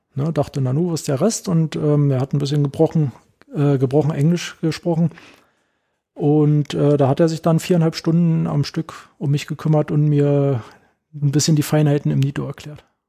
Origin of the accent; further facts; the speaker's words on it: Werder, Brandenburg, Germany; moved away as an adult; also born or lived in Potsdam; now in Berlin, Germany; ich komme ja nicht aus Berlin, ähm, sondern in äh, Potsdam geboren und dann haben wir in Werder gelebt